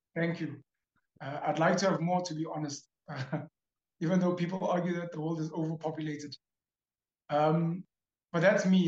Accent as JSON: {"language": "English", "town": "Newcastle", "region": "KwaZulu-Natal", "country": "South Africa", "tie": "born or raised there", "also_born_or_lived": "Grahamstown, South Africa", "said": "I'm originally from a town called Newcastle in KwaZulu Natal, uh, one of the biggest provinces in South Africa. Um, matriculated there"}